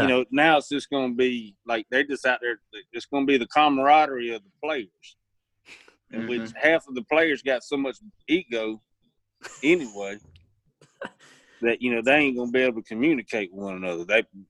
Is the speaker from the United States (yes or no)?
yes; the South, United States; I do better on Bermuda because I grew up in the South, and that's what, you know, that's what we have.